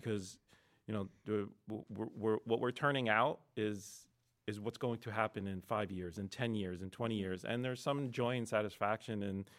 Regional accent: Lebanon; born there; So I wasn't born in America. So I was born in Lebanon.

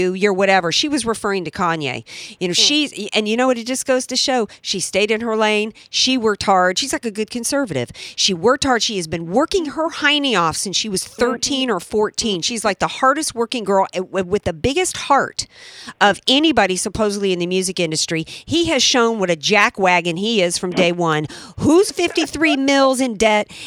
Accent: Deep South, United States; moved away; I was like the only white girl in the Deep South that only listened to black music when I was growing up. I was raised on Motown

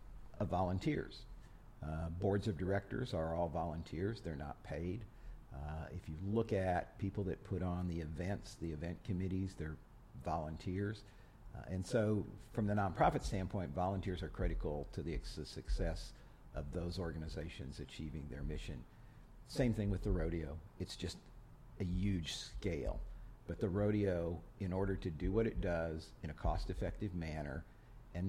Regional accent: Iowa, United States; moved away as an adult; now in Houston, United States; I grew up in Iowa, went to college in Iowa, and then had a job waiting for me in Houston.

